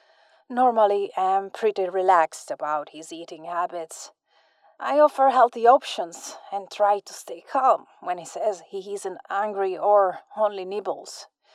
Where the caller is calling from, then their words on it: Lugano, Ticino, Switzerland; I'm calling from Lugano in Switzerland.